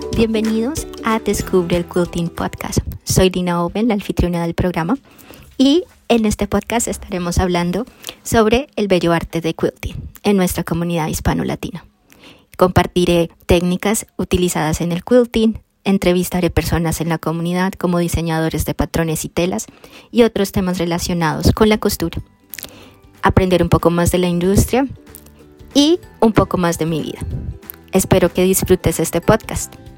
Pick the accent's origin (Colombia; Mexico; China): Colombia; moved away as an adult; also born or lived in Florida, United States; now in Wisconsin, United States; soy colombiana. Ah, yo llegué a los Estados Unidos a los 18 años de edad